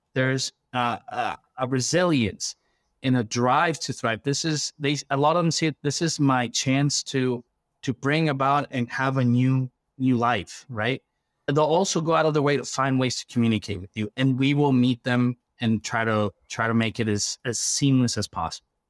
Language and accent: English; Quito, Pichincha, Ecuador; now in United States; I come from Ecuador. I was born in the capital